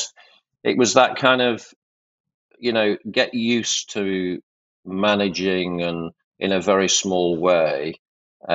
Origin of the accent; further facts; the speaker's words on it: Yorkshire and the Humber, United Kingdom; I'm from Yorkshire. My parents are from Yorkshire.